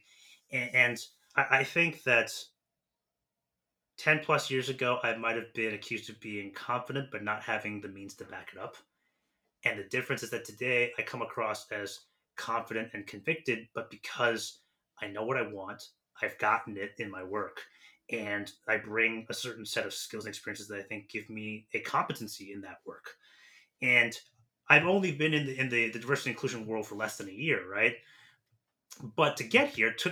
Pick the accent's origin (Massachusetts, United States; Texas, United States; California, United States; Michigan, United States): California, United States; San Francisco; moved away as an adult; also born or lived in Nashville; I'm from San Francisco originally